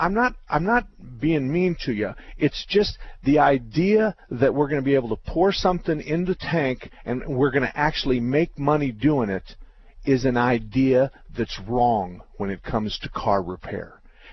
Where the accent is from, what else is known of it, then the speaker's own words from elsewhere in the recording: Tempe, Arizona, United States; where I was born and raised in Tempe at Broadway and Priest